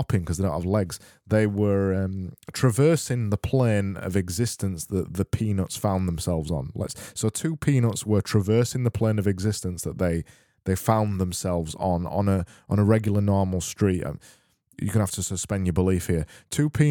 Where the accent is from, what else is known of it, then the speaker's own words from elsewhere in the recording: United Kingdom; I'm British